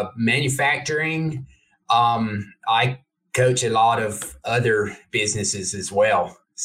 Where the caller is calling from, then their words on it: Emory, Texas, United States; Emory, Texas, near Dallas.